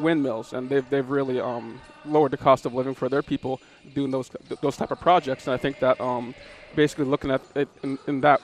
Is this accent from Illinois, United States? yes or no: no; Akiachak, Alaska, United States; also born or lived in Bethel, Alaska; I'm originally from Akachuk, Alaska, which is a village about 20 miles upriver